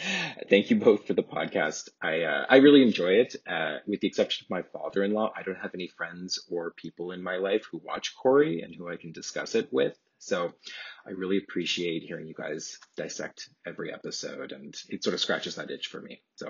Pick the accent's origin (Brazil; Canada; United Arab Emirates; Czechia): Canada; Nova Scotia; moved away as an adult; now in Vancouver, Canada; I'm calling from Vancouver, I am from Nova Scotia on the East Coast, where there is also a distinct accent that a lot of people have.